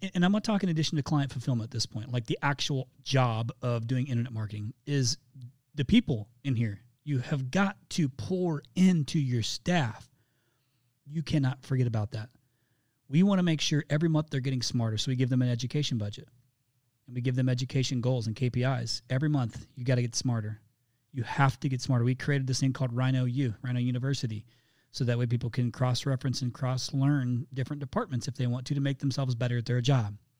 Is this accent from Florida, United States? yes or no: no; Indiana, United States; my home state of Indiana. I'm a Hoosier